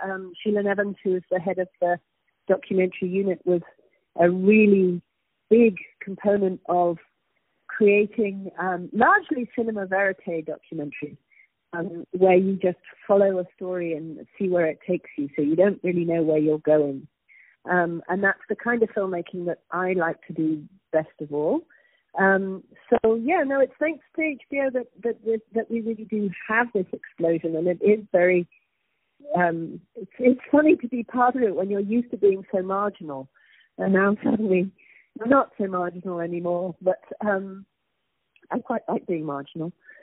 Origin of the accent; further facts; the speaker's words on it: United Kingdom; now in New York, United States; I am originally British, but I've been living in New York since 1983